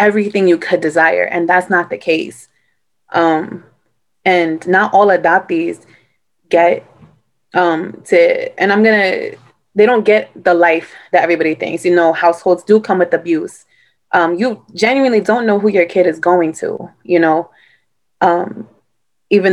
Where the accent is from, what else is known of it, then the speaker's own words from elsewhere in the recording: New York City, New York, United States; I grew up in Brooklyn.